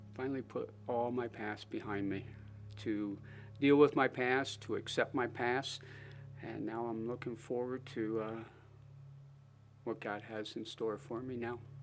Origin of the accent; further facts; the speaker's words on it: Springville, United States; also born or lived in Philadelphia; I was born in Philadelphia to loving parents. My dad, around, around the age of five, decided to, to move out, up into the country, so he bought a small 80 acre farm outside of Springville